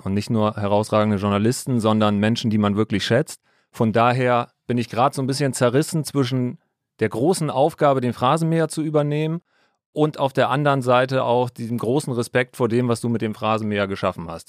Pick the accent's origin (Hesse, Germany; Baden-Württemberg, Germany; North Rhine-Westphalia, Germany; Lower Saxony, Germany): Lower Saxony, Germany; Altes Land, between Stade and Hamburg; Ich komme aus dem alten Land, aus dem wunderschönen alten Land in der Nähe von Hamburg, zwischen Stade und Hamburg. Bin da ganz normal zur Schule gegangen